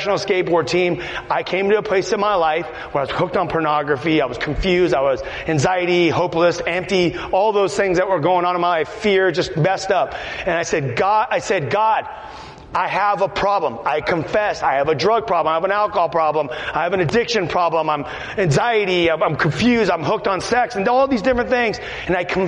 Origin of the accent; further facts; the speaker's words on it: Los Angeles, California, United States; I'm from Los Angeles.